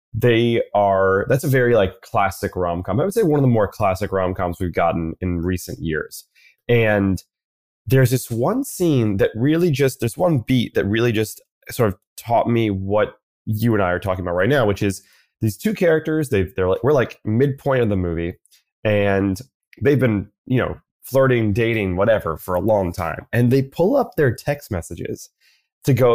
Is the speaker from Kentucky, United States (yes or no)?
no; New York City, New York, United States; I'm born and raised in New York City